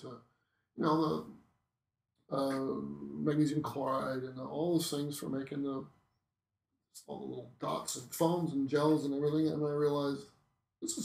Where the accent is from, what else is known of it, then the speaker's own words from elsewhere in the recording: Norfolk County, Southern Ontario, Canada; I grew up in Norfolk County in Southern Ontario.